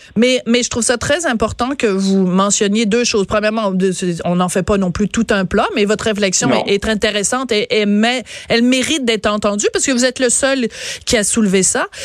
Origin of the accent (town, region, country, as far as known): France; born or raised there; accent: French; now in Quebec, Canada